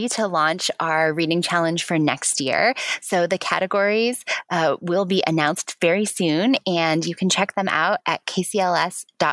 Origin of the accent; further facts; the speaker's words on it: Spokane, Washington, United States; I grew up in Spokane